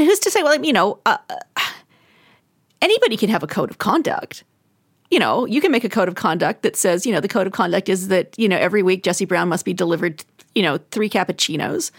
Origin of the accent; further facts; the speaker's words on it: Alberta, Canada; I'm from Alberta.